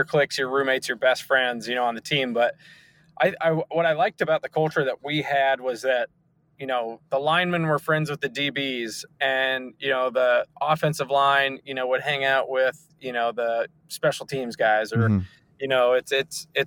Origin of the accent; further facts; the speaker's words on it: Seattle, Washington, United States; growing up in Seattle and watching the Seahawks